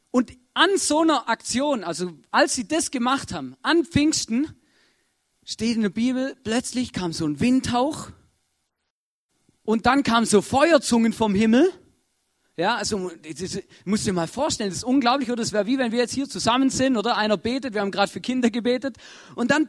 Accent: Germany; moved away; ich komme ja ursprünglich aus Deutschland, da gibt es auch ein Erntedankfest, aber das ist im Herbst.

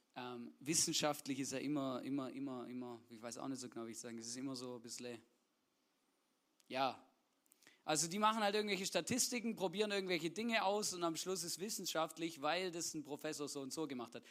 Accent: Swabia, Baden-Württemberg, Germany; ich bin ja gebürtiger Schwabe

